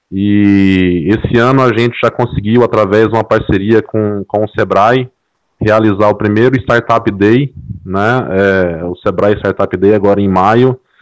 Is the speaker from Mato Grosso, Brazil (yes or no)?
yes; interior of Mato Grosso, Brazil; eu sou aqui do interior de Mato Grosso